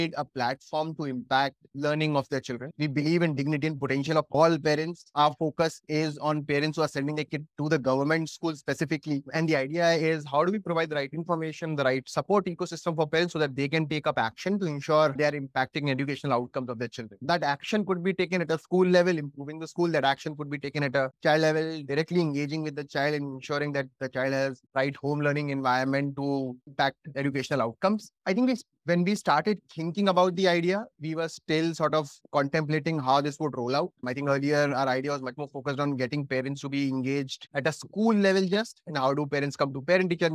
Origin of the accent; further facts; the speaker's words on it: Jhansi, Uttar Pradesh, India; moved away; also born or lived in Delhi; I was born and brought up in Jhansi, did my schooling from there